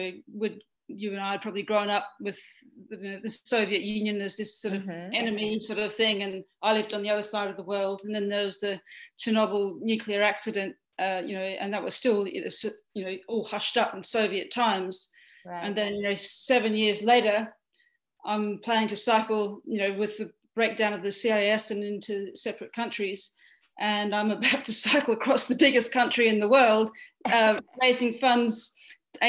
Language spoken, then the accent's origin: English; east of Perth, Western Australia, Australia; now in Melbourne, Australia; I come from Western Australia, actually. So I grew up on a wheat and sheep farm about 130 kilometres east of Perth